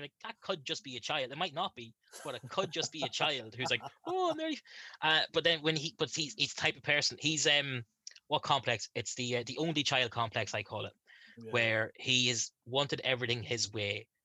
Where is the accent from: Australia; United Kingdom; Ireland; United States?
Ireland; I'm from Ireland